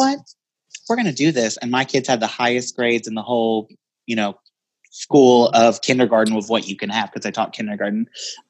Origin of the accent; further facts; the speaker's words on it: Missouri, United States; I'm a Midwestern boy in a female body. I'm from Missouri. I grew up in a little town.